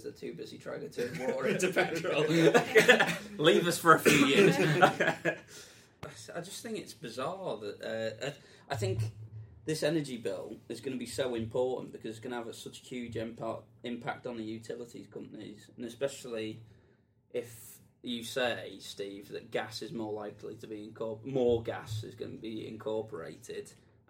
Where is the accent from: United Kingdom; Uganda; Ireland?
United Kingdom; Wales; I mean, I'm from North Wales, guys. If people didn't guess, I mean, obviously not from my voice.